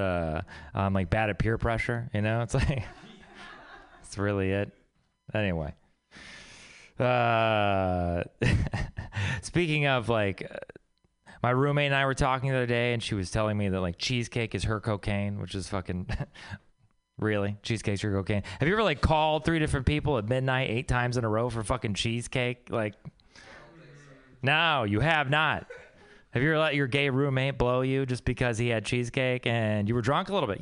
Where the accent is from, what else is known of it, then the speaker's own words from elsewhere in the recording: Texas, United States; moved away; I'm from Texas